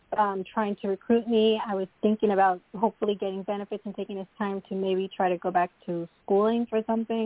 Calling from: Long Island, New York, United States; I'm calling from New York, Long Island, New York.

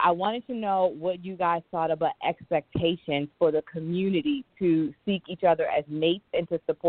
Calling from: Annapolis, Maryland, United States; I'm calling from Annapolis.

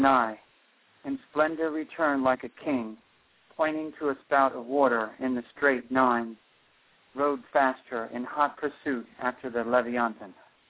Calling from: Rockaway, New Jersey, United States; Rockaway, New Jersey.

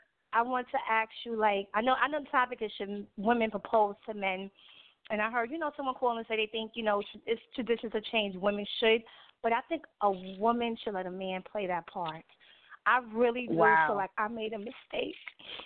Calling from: New York City, New York, United States; I'm calling from Queens, New York, Far Rockaway.

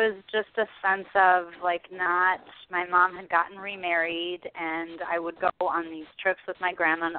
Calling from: Chicago, Illinois, United States; I'm calling from the Chicagoland area.

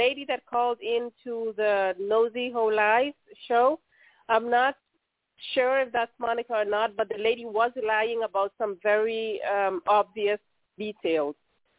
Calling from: Netherlands; I'm calling from the Netherlands.

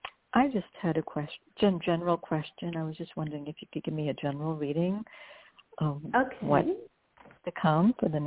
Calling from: New York, United States; I'm calling from New York.

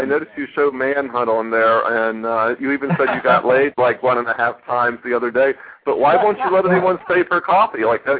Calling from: Washington, District of Columbia, United States; calling from Washington, D.C.

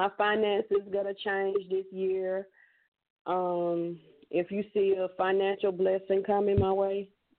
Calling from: Georgia, United States; I'm calling from Georgia.

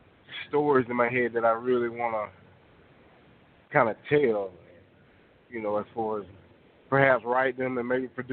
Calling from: Fort Oglethorpe, Georgia, United States; calling from Fort Oglethorpe, Georgia.

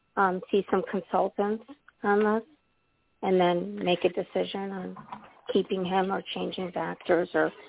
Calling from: Midwest, United States; From the Midwest portion of the U.S.

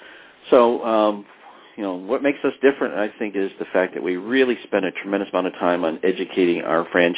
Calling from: Cheshire, Connecticut, United States; I am calling from Cheshire, Connecticut, at our corporate offices.

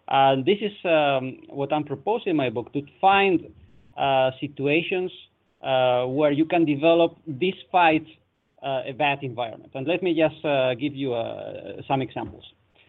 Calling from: Netherlands; I'm calling from the Netherlands

